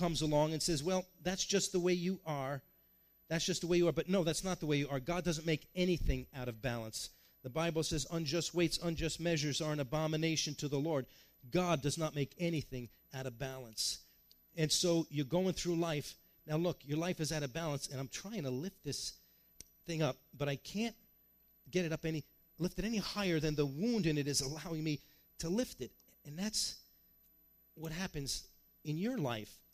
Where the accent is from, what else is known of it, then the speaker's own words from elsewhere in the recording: New York, United States; I grew up in New York